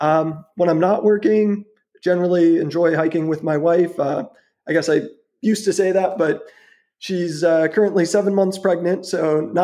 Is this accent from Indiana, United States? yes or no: no; Houston, Texas, United States; also born or lived in Wisconsin; now in Austin, United States; I was born and raised in Houston, and like to say I studied abroad at Wisconsin. Stayed up north for a few years, got my degree there. Moved back to Austin like 8 years ago now.